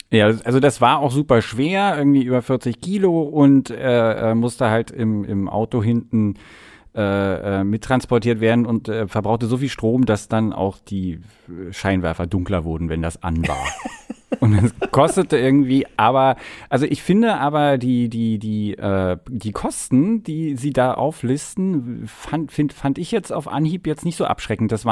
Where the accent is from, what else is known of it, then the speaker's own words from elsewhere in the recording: East Germany, Germany; ich bin ja in der DDR groß geworden, wir hatten kein Telefon bis zur Wende.